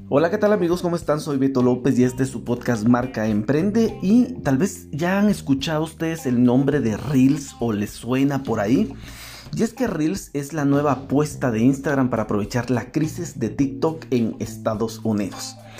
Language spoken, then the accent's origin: Spanish; Guatemala; en mi país en Guatemala